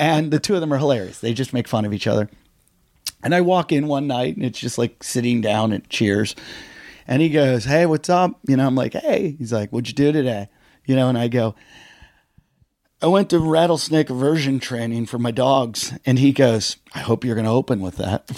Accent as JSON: {"language": "English", "town": "Pittsburgh", "region": "Pennsylvania", "country": "United States", "tie": "born or raised there", "said": "I grew up in Pittsburgh, in this little suburb of Pittsburgh"}